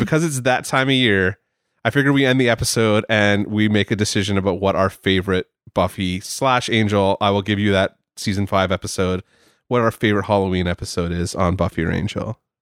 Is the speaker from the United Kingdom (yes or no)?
no; Canada; I am Canadian